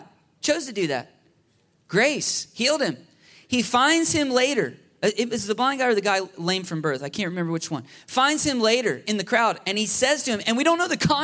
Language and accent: English; United States; our biggest temptation as American people